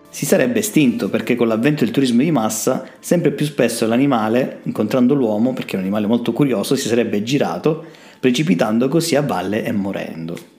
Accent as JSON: {"language": "Italian", "region": "Calabria", "country": "Italy", "said": "non siamo bravi a venderci in Calabria"}